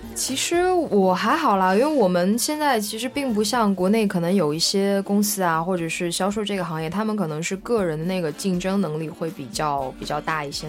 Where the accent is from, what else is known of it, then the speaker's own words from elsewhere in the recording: China; now in France; 作为一个中国人